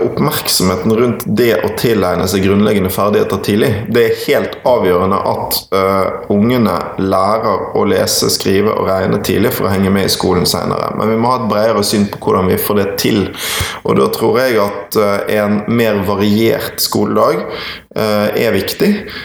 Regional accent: Bergen, Vestland, Norway; Og så er jeg jo fra Bergen, en utrolig vakker by. Eh, og så hadde jeg skolegangen min på Møhlenpris skole og på det nå nedlagte Bergen Handelsgym, BHG.

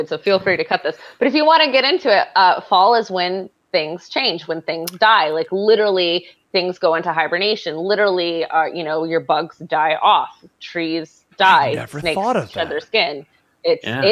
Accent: Michigan, United States; now in New York, United States; So I'm from Michigan originally

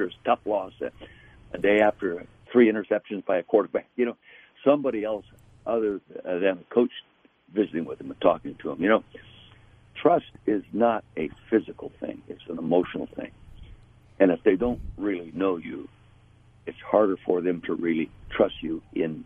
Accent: Napa Valley, California, United States; being born and raised in Napa Valley

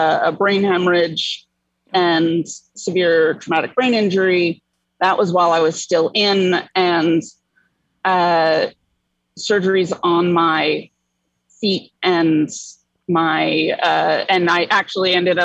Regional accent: New Jersey, United States; moved away as an adult; now in New York City, United States; I grew up in the North Jersey area

